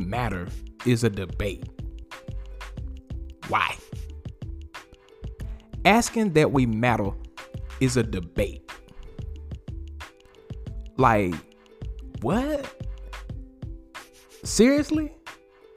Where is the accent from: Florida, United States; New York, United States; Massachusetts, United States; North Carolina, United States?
North Carolina, United States; Winston-Salem; I was born in Winston-Salem, North Carolina.